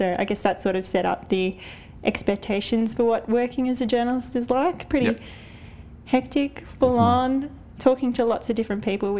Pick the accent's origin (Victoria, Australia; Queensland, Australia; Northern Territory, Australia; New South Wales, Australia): Victoria, Australia; Melbourne; So I'm from the southeastern suburbs of Melbourne called Roval. Went to school in Belgrave, Dandenong Ranges, where Puffing Billy is.